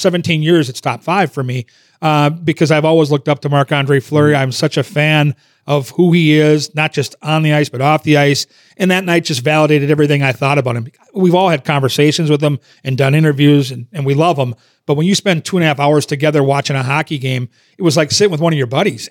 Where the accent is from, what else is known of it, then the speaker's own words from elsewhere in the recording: Minnesota, United States; growing up in Minnesota and playing youth hockey in, in that area